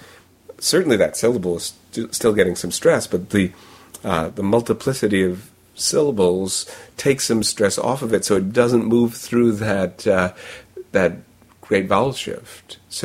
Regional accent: New York, United States; accent: New York; maybe if I have other features in my speech that tell them I'm from New York, then that's part of a context. But it sounds like casual speech if I use my own accent

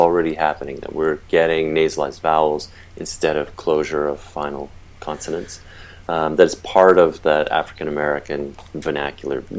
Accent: Canada; I grew up in Canada, of course, and so my French is primarily Quebecois

